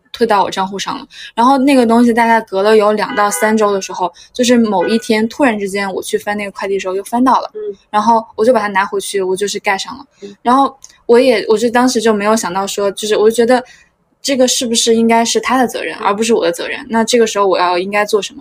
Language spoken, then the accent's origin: Chinese; China; 我们就是中国人，就是传承的省钱的功能